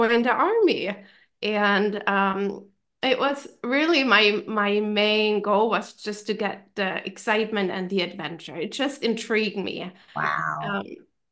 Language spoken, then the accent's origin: English; Germany; English is a second language; moved away as an adult; also born or lived in North Carolina / DC area; now in United States; my home country and my family